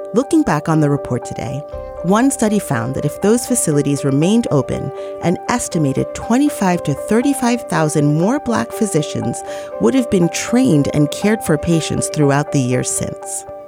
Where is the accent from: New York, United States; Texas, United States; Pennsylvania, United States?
New York, United States; New York City; as a New Yorker